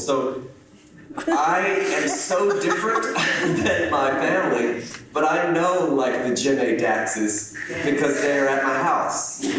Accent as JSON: {"language": "English", "region": "East Texas", "country": "United States", "tie": "born or raised there", "also_born_or_lived": "Louisiana / Austin, Texas", "said": "I grew up in East Texas. … My family's from Louisiana. But I also was the first person in my family to graduate from high school."}